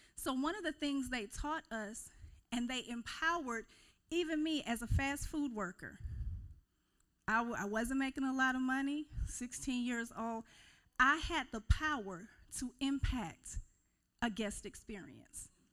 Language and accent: English; Kissimmee, Florida, United States; moved away as an adult; now in Mississippi, United States; I was actually raised in Central Florida, Kissimmee St. Cloud, and it is a little south